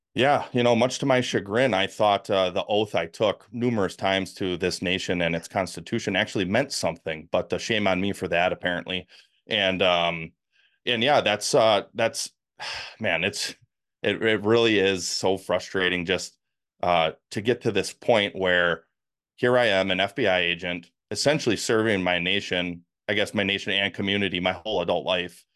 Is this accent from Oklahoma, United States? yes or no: no; Milwaukee, Wisconsin, United States; accent: northerner; moved away as an adult; also born or lived in Kansas; born and raised in the Milwaukee, Wisconsin area.